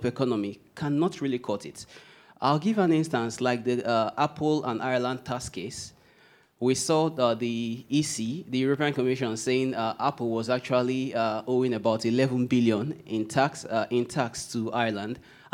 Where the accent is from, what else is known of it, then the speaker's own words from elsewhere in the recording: Port Harcourt, Rivers State, Nigeria; I come from the Niger Delta region, Port Harcourt precisely.